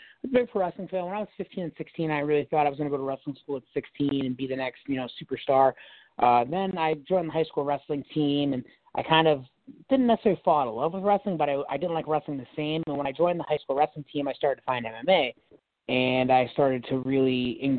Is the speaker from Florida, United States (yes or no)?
yes; Florida, United States; I grew up with watching ECW on Sun Sports in Florida when I was growing up in Florida